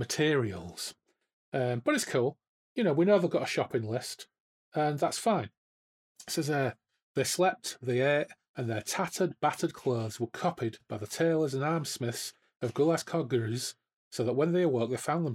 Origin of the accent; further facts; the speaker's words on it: Hull, Yorkshire and the Humber, United Kingdom; I'm from Hull